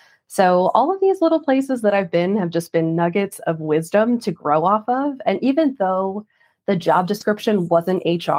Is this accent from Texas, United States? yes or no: no; New York, United States; now in Dallas, United States; New York.